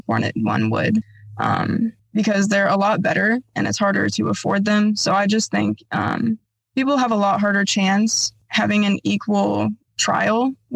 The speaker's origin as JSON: {"language": "English", "town": "Bloomington", "region": "Illinois", "country": "United States", "tie": "born or raised there", "said": "I was born and raised here in Bloomington, Normal, Illinois for my whole life"}